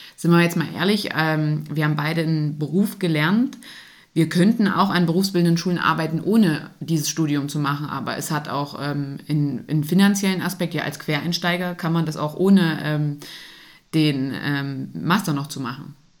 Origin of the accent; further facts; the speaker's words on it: Saxony-Anhalt, Germany; moved away; also born or lived in Thuringia; hier Thüringen, ich komme aus Sachsen-Anhalt